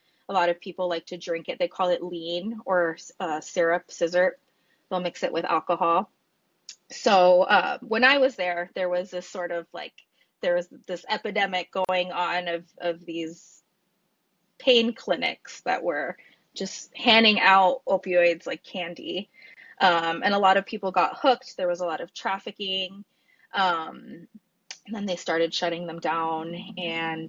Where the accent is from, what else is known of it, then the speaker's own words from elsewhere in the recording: LA County, California, United States; now in Honolulu, United States; LA County, which is where I was born.